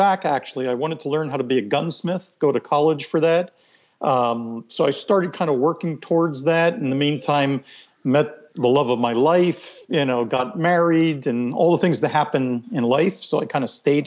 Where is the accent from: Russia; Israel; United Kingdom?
Israel; first language Hebrew; English is a second language; moved away as an adult; also born or lived in Philadelphia, United States; now in United States; I basically grew up there, kindergarten, first grade, all the way through elementary and high school